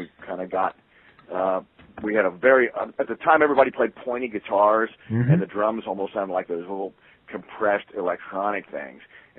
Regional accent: Columbus, Ohio, United States; also born or lived in Los Angeles, California; Yeah, I'm from Columbus originally.

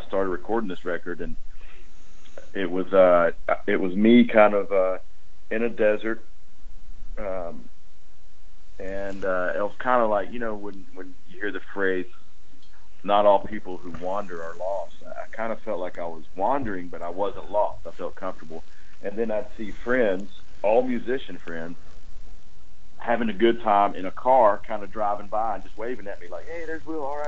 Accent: Georgia, United States; We grew up in Georgia.

